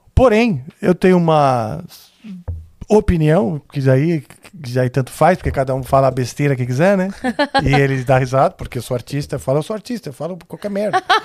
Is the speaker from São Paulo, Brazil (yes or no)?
yes; São Paulo, Brazil; tinha menos de seis, porque eu me mudei da Vila Mariana com seis anos. Então, uh, pro Morumbi.